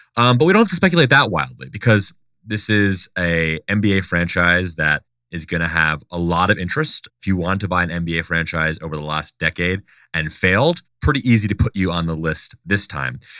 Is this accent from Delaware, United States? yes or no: yes; Delaware, United States; moved away; I grew up in Delaware